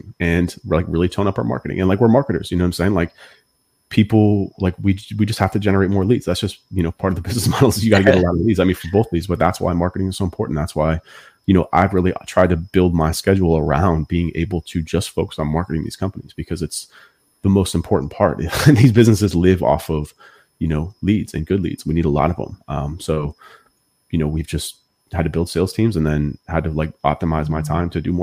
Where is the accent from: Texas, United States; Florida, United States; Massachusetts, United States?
Massachusetts, United States; I'm from Massachusetts